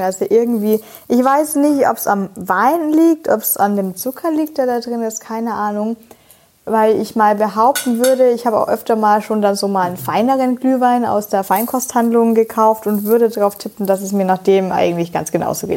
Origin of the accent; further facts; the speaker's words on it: Franconia, Bavaria, Germany; ich bin Franke